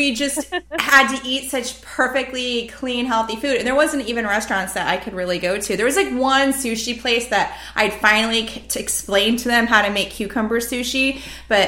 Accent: United States; first language English; in America, where I'm in my own country speaking my native language to another native speaker

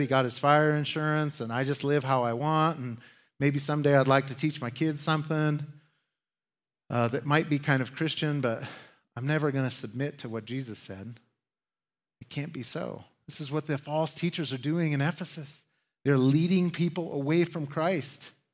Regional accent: United States; As Americans

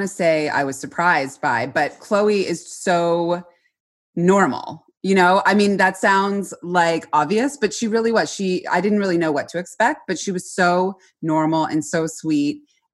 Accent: Canada; we are Canadian

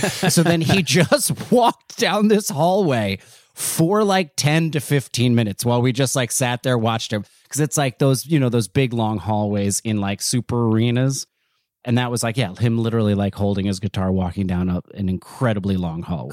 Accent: Neptune, New Jersey, United States; also born or lived in Asbury Park, New Jersey; I'm from Jersey, I was, I'm from Neptune

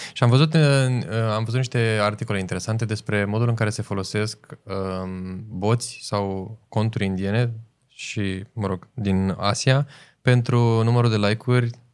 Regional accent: Romania; noi suntem români puternici

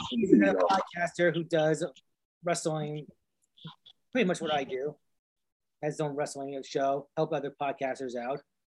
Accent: the South, United States; I was born in the South

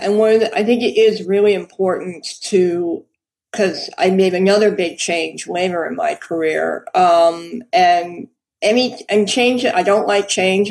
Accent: New York City, New York, United States; I was born in New York. I've always lived in New York

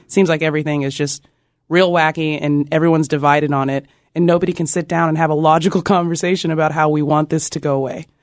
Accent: Austin, Texas, United States; growing up in Austin

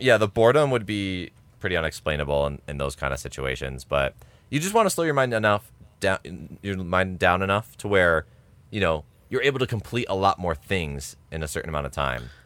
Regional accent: United States; We're American

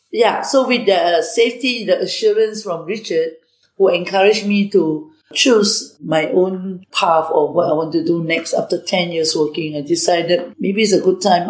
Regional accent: Singapore; also born or lived in Malaysia; I grew up in uh, Malaysia and then later I migrated to Singapore at the age of eight. So I actually grew up as a Singaporean

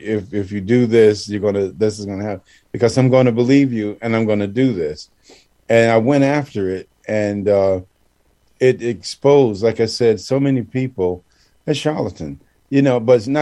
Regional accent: Ile-Ife, Osun, Nigeria; I'm from Ile Ife, you know, I'm down without the hall. I can play drums.

